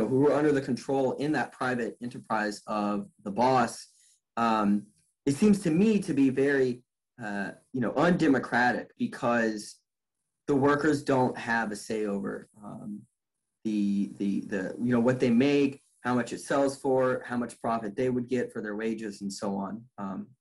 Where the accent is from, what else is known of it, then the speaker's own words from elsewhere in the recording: United States; growing up in the United States